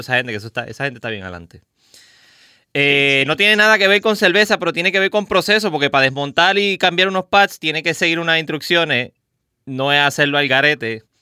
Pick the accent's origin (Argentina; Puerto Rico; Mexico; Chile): Puerto Rico; Caguas; Yo soy original de Cagua, de Bairoa